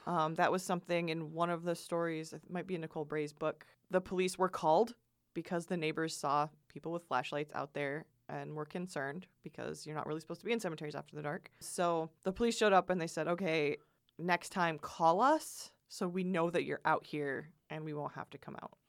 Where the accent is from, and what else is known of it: Michigan, United States